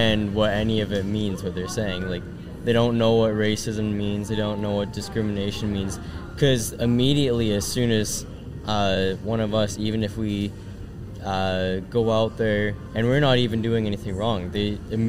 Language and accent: English; Canada; I'm a Canadian and I guess like Middle Eastern